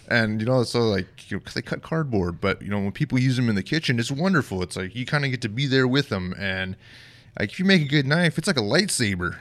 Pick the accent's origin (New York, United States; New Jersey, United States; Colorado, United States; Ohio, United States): Colorado, United States; Bayfield; moved away as an adult; also born or lived in Fort Bragg, North Carolina; now in Rochester, United States; I grew up in Southwest Colorado